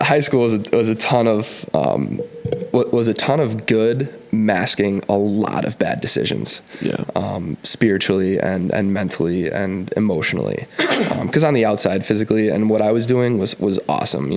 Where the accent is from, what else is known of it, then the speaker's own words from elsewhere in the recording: Minnetonka, Minnesota, United States; also born or lived in Illinois; we started growing up in Minnetonka High School